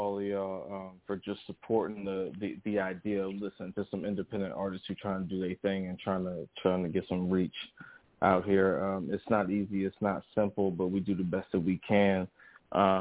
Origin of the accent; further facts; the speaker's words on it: Northern Ohio, United States; also born or lived in Mayfield Heights, Ohio / Maple Heights, Ohio / Avon Lake, Ohio; now in Columbus, United States; I'm originally from Northern Ohio, man. I was born in Mayfield Heights, started living in Maple Heights, moved to Avon Lake, moved down to Columbus here